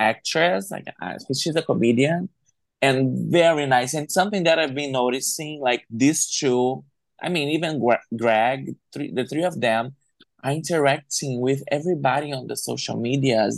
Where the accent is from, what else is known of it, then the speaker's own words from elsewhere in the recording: Brazil; some people, they don't know that Brazil don't speak Spanish. Mm-hmm. We speak yeah. Portuguese. So a lot of people don't even consider us as, as part of the Latin community